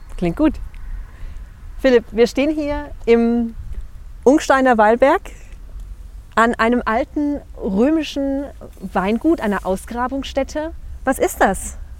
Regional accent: Rhineland-Palatinate, Germany; moved away; als Pfälzer

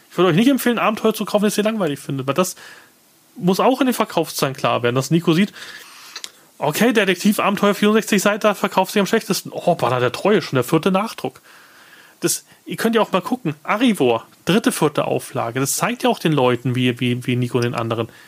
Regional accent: Munich, Bavaria, Germany; Ich, gut, ich komme aus München.

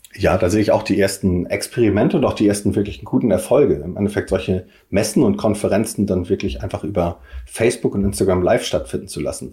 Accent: Kiel, Schleswig-Holstein, Germany; now in Hamburg, Germany; mein Herz ist natürlich Kiel, aber ähm, ich lebe und wohne und arbeite in Hamburg

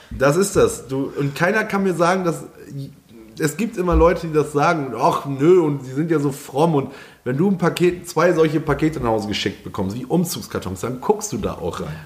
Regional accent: East Frisia, Lower Saxony, Germany; moved away as an adult; also born or lived in Berlin; ich bin halt voll das Heimwehkind, voller Ostfriese und ich musste zurück in die Heimat

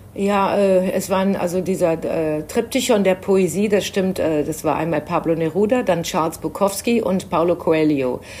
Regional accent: Germany; für mich als Deutsche

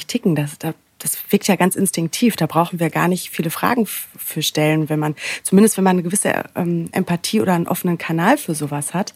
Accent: Sauerland, North Rhine-Westphalia, Germany; moved away as an adult; also born or lived in Cologne; now in Berlin, Germany; ich bin aufgewachsen im Sauerland, ähm, ja recht klein und beschaulich

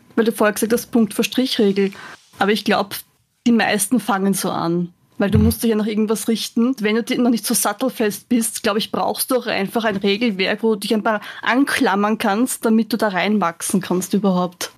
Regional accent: Vienna, Austria; now in Lower Austria, Austria; bin ursprünglich aus Wien, bin dann aber nach Niederösterreich zugezogen

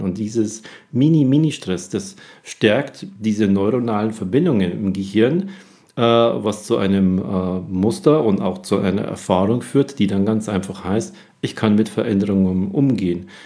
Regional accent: Germany; hier bei uns in Deutschland

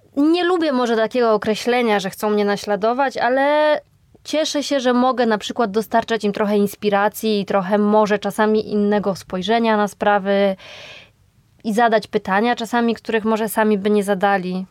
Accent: Podkarpacie, Subcarpathian Voivodeship, Poland; moved away as an adult; now in Warsaw, Poland; wyjechałam z rodzinnego Podkarpacia do Warszawy

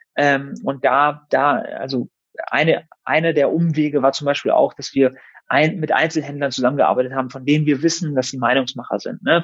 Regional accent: Germany; meine Eltern sind aus dem Iran. Ich bin zwar hier in Deutschland geboren und aufgewachsen

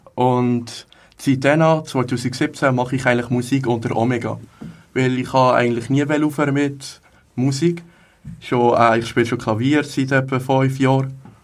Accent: Hägglingen, Aargau, Switzerland; Ich komme aus Hecklingen, da ist gerade nebenan

